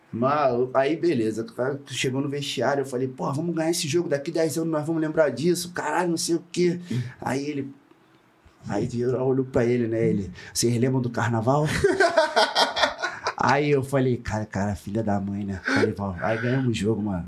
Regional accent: Rio de Janeiro, Brazil; moved away as an adult; also born or lived in France / Chile / São Paulo; eu sou de Rocha Miranda. Eu, eu, nasci em Rocha Miranda

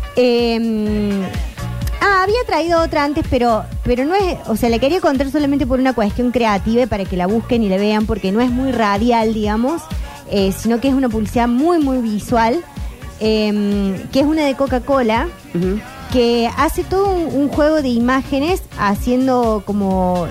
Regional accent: Argentina; nos identifica mucho como argentinos

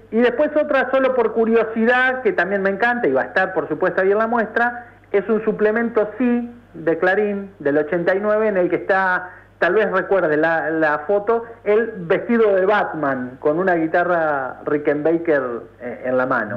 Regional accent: Ayacucho, Buenos Aires Province, Argentina; now in La Plata, Argentina; yo soy de Ayacucho, no de La Plata

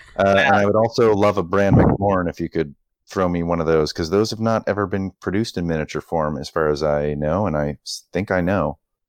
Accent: Canada; it's like, oh my God, that's expensive because I'm Canadian, with shipping, etc.

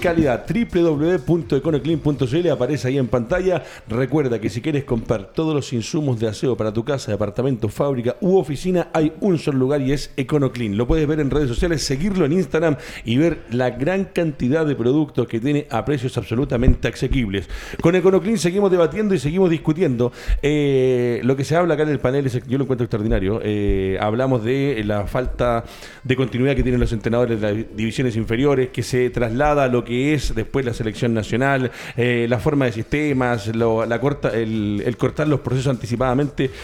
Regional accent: Chile; somos los chilenos

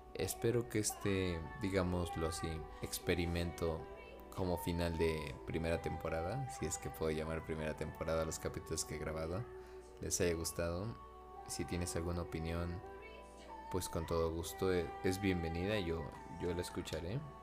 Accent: Mexico; mi pueblo natal, Napaltepec

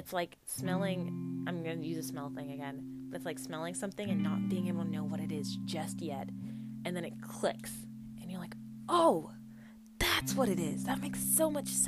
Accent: United States; I grew up in the States.

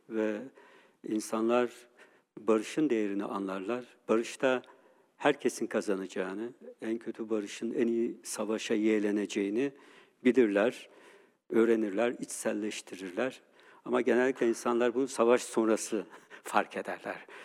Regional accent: Turkey; Biz Türkiye'de 50 bin kadar Ermeniyiz. Ee, Türkiye'deki en büyük Müslüman olmayan azınlığız.

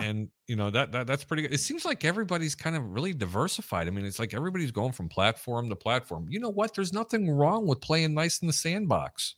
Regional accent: Cicero, Illinois, United States; where I grew up in Cicero, there was a barn, an old style sign on every corner

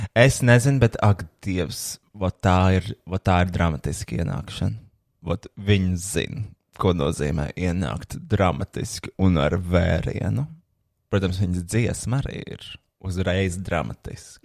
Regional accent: Riga, Latvia; Esmu satura veidotājs no Rīgas.

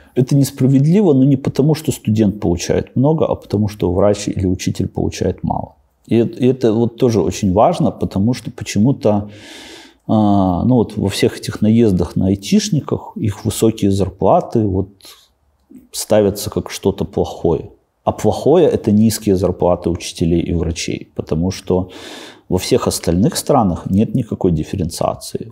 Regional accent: Babruysk, Mogilev Region, Belarus; moved away as an adult; also born or lived in Astravyets / Mikhalishki / Minsk; в Бобруйске прошло мое детство. На самом деле я вообще родился в Островце

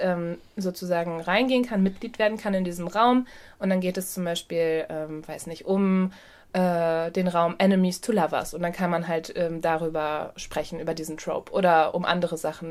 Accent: Ruhr area, North Rhine-Westphalia, Germany; now in Hamburg, Germany; wir kommen ja eigentlich aus dem Ruhrgebiet ursprünglich

